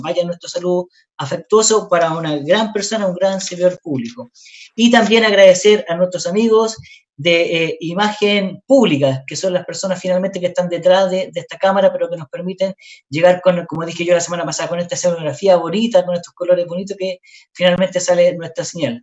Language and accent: Spanish; Chile; a cada una de las personas que somos chilenos, que estamos acá, que pagamos nuestros impuestos hace muchos años